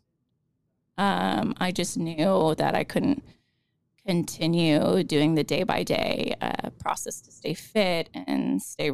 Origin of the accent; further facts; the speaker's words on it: Phoenix, Arizona, United States; also born or lived in Yokota, Japan; I'm from Phoenix, Arizona. So I grew up playing locally here